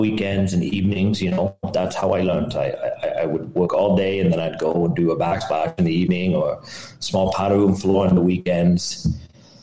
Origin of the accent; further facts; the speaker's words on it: Ottawa, Ontario, Canada; I'm from Ottawa, Canada